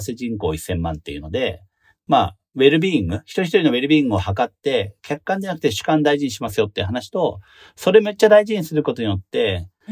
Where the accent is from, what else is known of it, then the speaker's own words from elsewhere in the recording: Imizu, Toyama, Japan; moved away; 僕、出身が射水市で